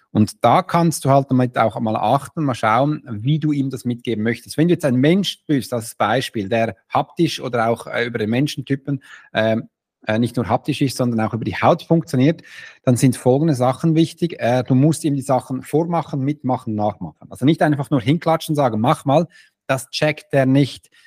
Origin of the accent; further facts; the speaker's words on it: Switzerland; Im ersten bin ich Schweizer